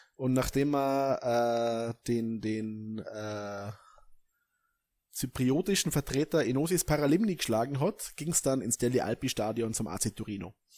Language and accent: German; Vorarlberg, Austria; als Vorarlberger